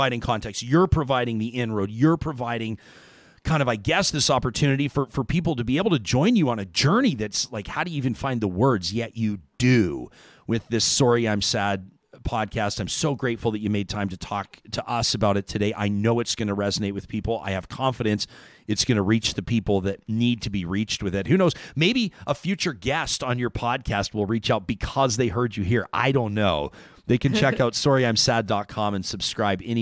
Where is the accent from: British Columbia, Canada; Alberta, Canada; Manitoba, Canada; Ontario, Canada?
Alberta, Canada; Calgary; I grew up in Calgary